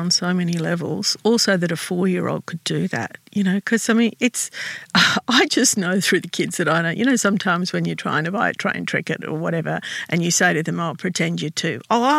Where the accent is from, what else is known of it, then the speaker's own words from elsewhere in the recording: Australia; English is a second language; being an Australian, we're not used to that.